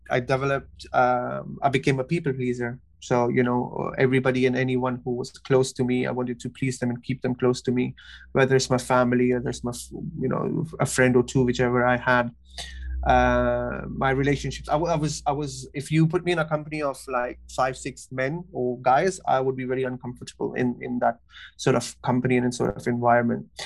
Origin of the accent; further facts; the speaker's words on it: Kuwait; also born or lived in Pakistan; now in London, United Kingdom; I'm originally from Pakistan. Uh, I grew up in Kuwait. Uh, now I'm living in London.